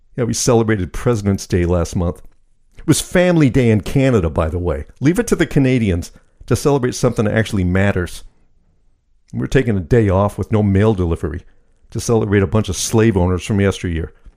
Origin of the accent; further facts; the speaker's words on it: United States; I'm American, third generation Sicilian